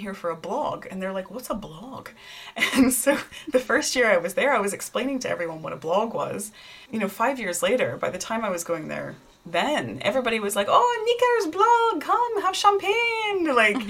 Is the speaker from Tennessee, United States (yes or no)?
yes; Tennessee, United States; moved away as an adult; now in United Kingdom; I'm a hillbilly from Tennessee